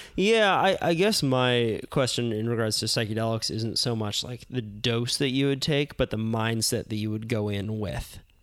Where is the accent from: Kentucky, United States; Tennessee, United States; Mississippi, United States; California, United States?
California, United States; Santa Cruz; growing up in Santa Cruz